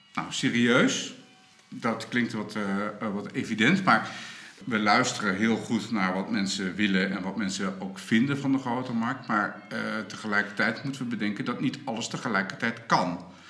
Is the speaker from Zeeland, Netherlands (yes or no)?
no; Groningen, Netherlands; wij als Groningers